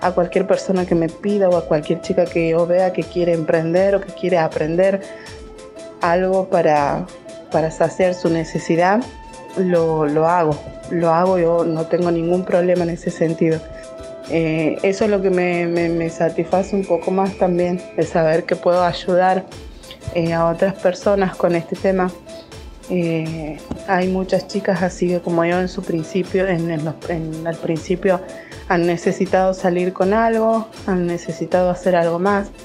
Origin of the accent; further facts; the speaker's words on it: Santiago del Estero, Argentina; soy de Santiago del Estero, capital.